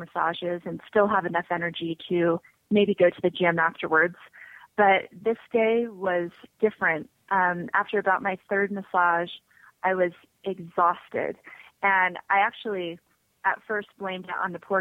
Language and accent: English; Las Vegas, Nevada, United States; also born or lived in Salt Lake City, Utah; I grew up in Las Vegas